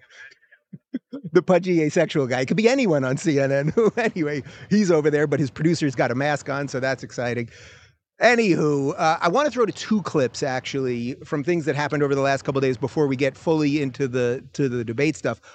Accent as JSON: {"language": "English", "town": "New York City", "region": "New York", "country": "United States", "said": "I am from Brooklyn"}